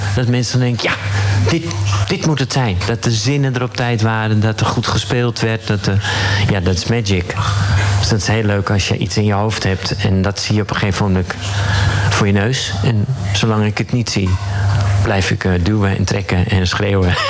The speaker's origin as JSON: {"language": "Dutch", "area": "Zaanstreek", "region": "North Holland", "country": "Netherlands", "tie": "born or raised there", "said": "Ik ben een uh, jongen uit de Zaanstreek. Daar ben ik geboren."}